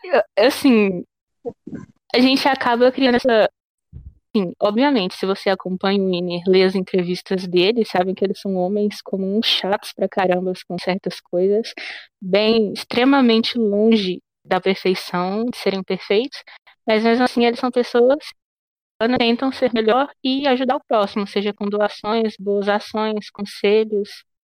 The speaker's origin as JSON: {"language": "Portuguese", "country": "Brazil", "said": "eu sou brasileira e não gringa"}